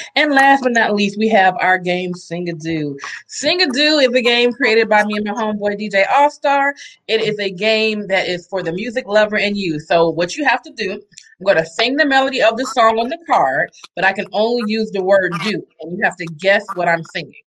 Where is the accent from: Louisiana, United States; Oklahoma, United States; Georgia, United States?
Georgia, United States; Atlanta; moved away; also born or lived in Los Angeles; I know I grew up in Atlanta